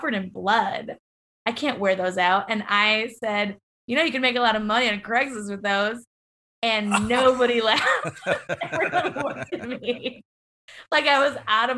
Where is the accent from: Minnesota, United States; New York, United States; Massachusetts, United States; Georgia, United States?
Massachusetts, United States; Boston; moved away; I am kind of from Boston